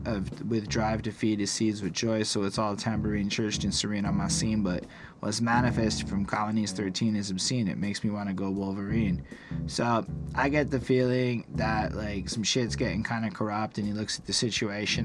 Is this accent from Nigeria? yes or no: no; Canada; as a Canadian